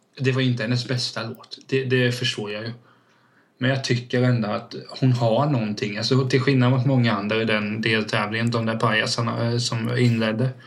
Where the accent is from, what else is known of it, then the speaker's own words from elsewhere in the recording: Vena, Sweden; jag var uppväxt i Vena då, det tar typ fem minuter överallt